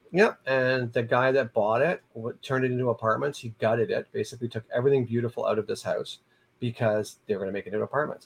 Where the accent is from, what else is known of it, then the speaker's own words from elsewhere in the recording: Niagara Falls, Ontario, Canada; I was from Niagara Falls